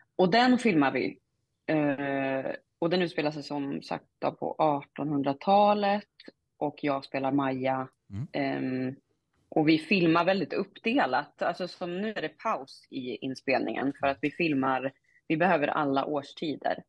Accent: Norrland, Sweden; accent: Norrländska (Umemål); min norrländska

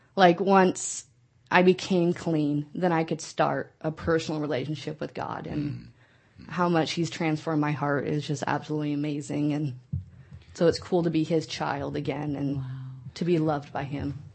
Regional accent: Nebraska, United States; moved away as an adult; now in California, United States; I am from the Midwest, from Nebraska

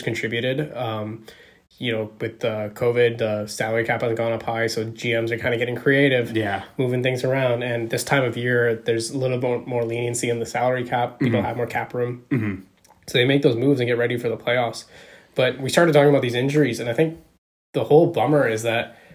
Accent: Bay Area, California, United States; We grew up in the Bay Area

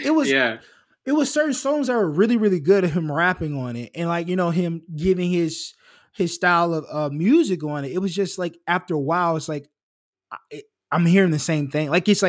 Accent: Kentucky, United States; I'm just a Jewish kid. I'm from Kentucky.

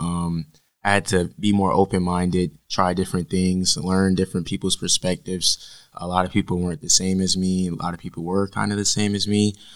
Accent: Fayetteville, North Carolina, United States; moved away as an adult; now in Charlotte, United States; I'm from Fayetteville, North Carolina

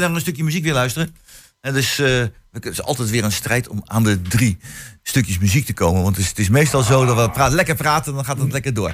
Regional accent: The Hague, South Holland, Netherlands; also born or lived in Twente; now in Hengelo, Netherlands; ik kom oorspronkelijk, lang geleden, hè, dus 51 eh, jaar geleden, kom ik uit, ja, sorry ik het zeggen moet, ik kom uit Den Haag.

